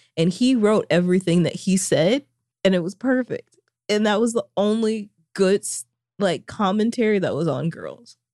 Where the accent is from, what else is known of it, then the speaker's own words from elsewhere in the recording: Springdale, Arkansas, United States; my hometown of Springdale, Arkansas